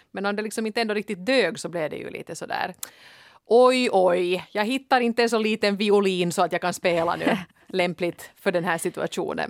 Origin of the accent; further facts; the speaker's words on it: Helsinki, Uusimaa, Finland; jag kommer från en sån där väldigt prydlig Helsingfors förort som heter Kårböle. Inte så jättegangsta